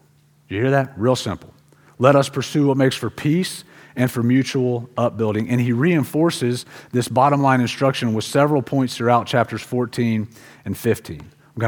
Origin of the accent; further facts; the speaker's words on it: Pensacola, Florida, United States; The church I grew up in Pensacola, Florida, which is a town that's on the city that's on the beach